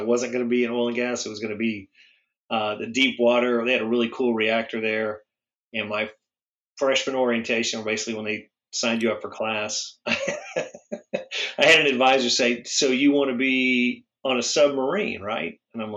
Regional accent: Hobbs, New Mexico, United States; moved away as an adult; also born or lived in Texas; I grew up on the other side of Texas in New Mexico, a small town called Hobbs, New Mexico

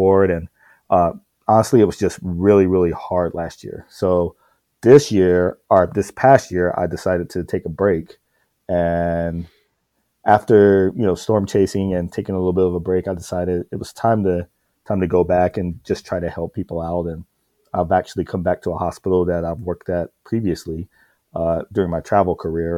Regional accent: South Carolina, United States; moved away as an adult; I was born and raised in South Carolina, rural South Carolina

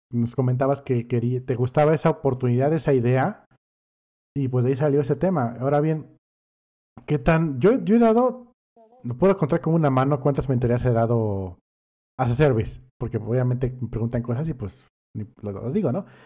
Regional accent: Cancún, Quintana Roo, Mexico; crecí en Cancún

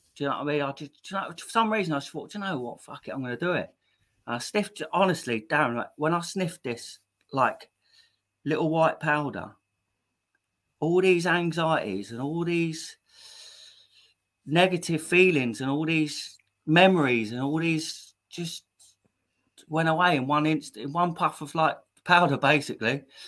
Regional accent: Maidstone, South East England, United Kingdom; I'm, from Maidstone in Kent. Um, yeah. I was born in Maidstone Hospital, 19th October 1984

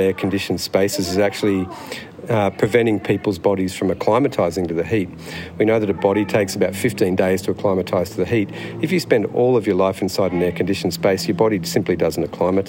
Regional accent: Sydney, New South Wales, Australia; moved away as an adult; now in Northern Territory, Australia; I grew up in Sydney and moved to the Northern Territory as a junior doctor.

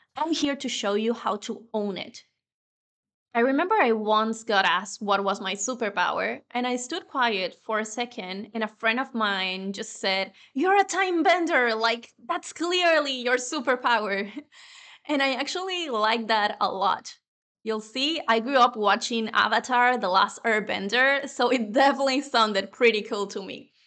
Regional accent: Venezuela; first language Spanish; English is a second language; moved away as an adult; now in Spain; my native language is Spanish. I was born in Venezuela and I've been living in Spain for over 10 years now

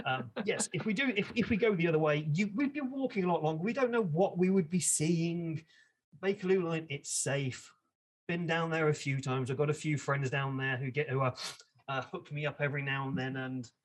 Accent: London, United Kingdom; So I grew up in London. I have lived my entire life here.

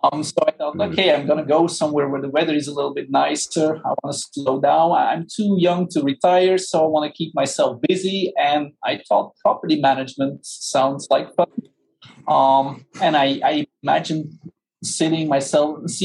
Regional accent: Belgium; moved away as an adult; now in Orlando, United States; I'm actually from Belgium. So I'm a far, long way from home

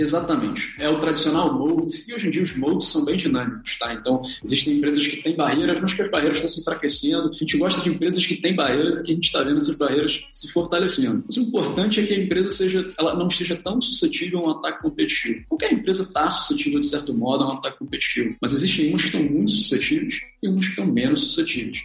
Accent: Rio de Janeiro, Brazil; sou carioca

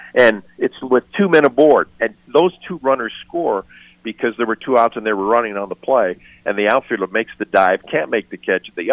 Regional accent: Denver, Colorado, United States; I'm a native. I was born and raised here in Denver

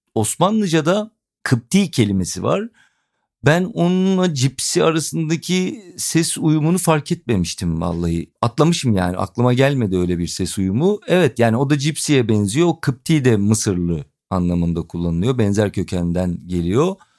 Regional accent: Edirne, Turkey; ben Edirne'li olduğumu

